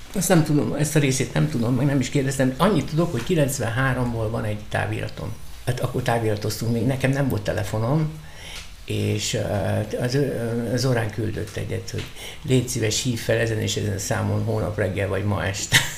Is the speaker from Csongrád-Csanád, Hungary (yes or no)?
no; Budapest, Hungary; én Lőrincen nevelkedtem